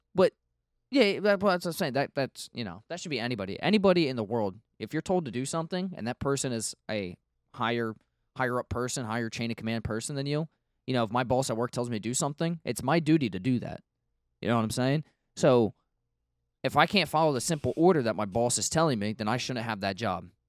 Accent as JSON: {"language": "English", "country": "United States", "said": "I'm an, I'm an American."}